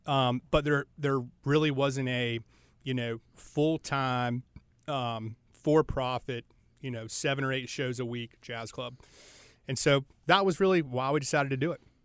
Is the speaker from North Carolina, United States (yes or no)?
yes; Charlotte, North Carolina, United States; I'm from Charlotte, uh, grew up here